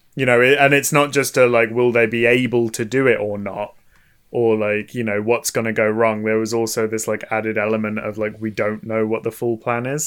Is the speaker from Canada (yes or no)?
no; United Kingdom; us as British people